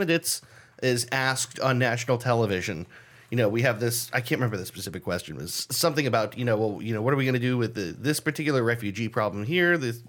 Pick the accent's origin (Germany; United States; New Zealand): United States; as an American